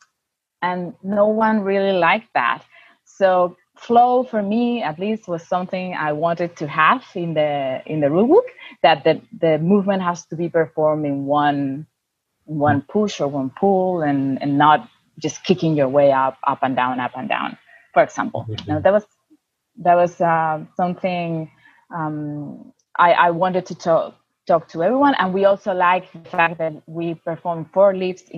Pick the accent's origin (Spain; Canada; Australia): Spain; I'm from Spain.